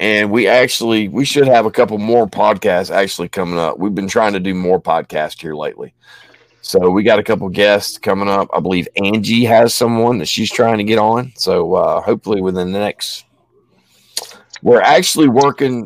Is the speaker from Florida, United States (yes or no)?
yes; Florida, United States; moved away; I grew up in Florida, and you know, I miss it